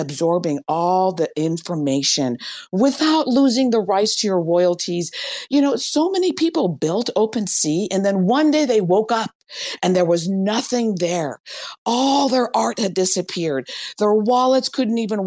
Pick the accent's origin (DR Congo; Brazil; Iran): Iran; I'm from Iran